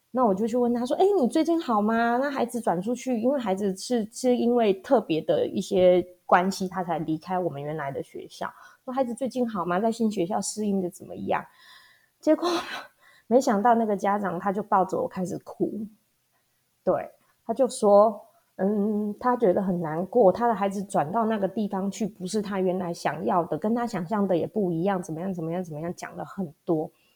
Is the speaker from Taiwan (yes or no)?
yes; Hualien County, Taiwan; also born or lived in Taipei; 我是土生土长的花莲人。那大学的时候呢，到台北去念书开了几年的眼界，然后又回到花莲比较南区的地方。在山区的小学待了十几年之后，现在服务的是农村的小学